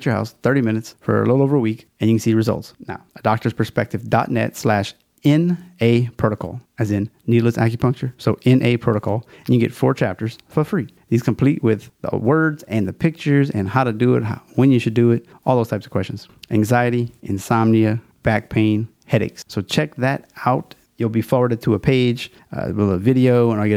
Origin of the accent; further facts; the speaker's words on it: Louisiana, United States; It's my home state